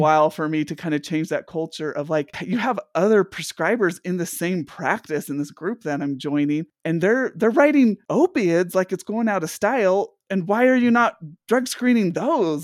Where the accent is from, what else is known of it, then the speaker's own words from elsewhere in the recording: Intermountain West, United States; also born or lived in East Coast; we're the intermountain on West, and I grew up mostly in this area